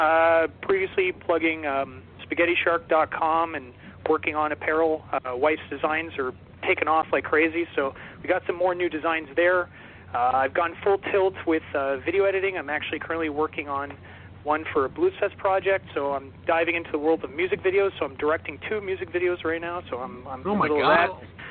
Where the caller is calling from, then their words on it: Ottawa, Ontario, Canada; calling in from Ottawa, Ontario, Canada.